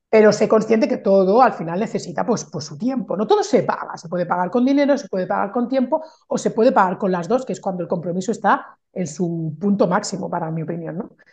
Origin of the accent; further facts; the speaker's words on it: Barcelona, Catalonia, Spain; moved away as an adult; now in France; yo soy mm, de Barcelona, pero vivo en Francia desde hace 14 años